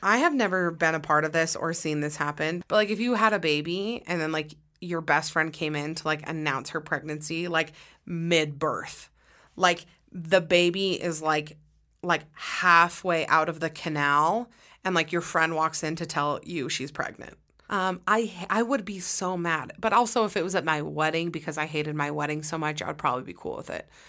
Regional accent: Utah, United States; I'm from Utah

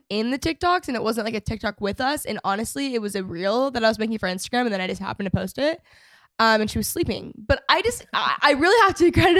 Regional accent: McKinney, Texas, United States; That's my hometown

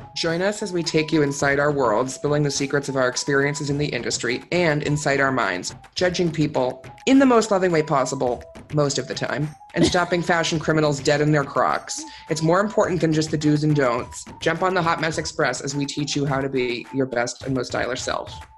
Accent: Northeast, United States; moved away; I grew up in the Northeast.

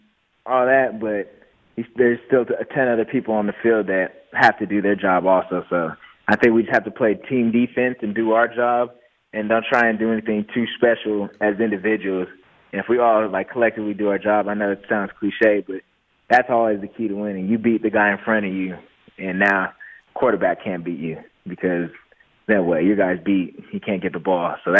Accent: Southern California, United States; I'm from Southern California

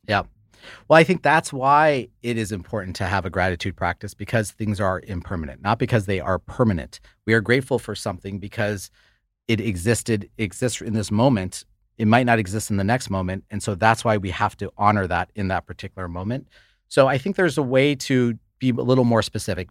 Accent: United States; we both grew up in the United States

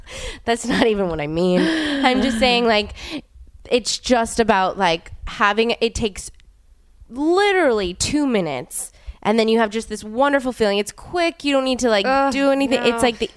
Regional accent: New Orleans, Louisiana, United States; we grew up in New Orleans together.

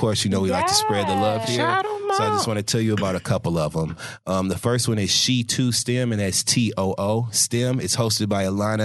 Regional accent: Michigan, United States; I'm from Michigan. So my dad worked in the automotive industry for my whole damn life

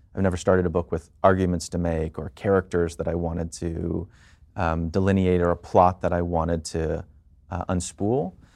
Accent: Washington, District of Columbia, United States; now in New York, United States; I was born and raised in D C

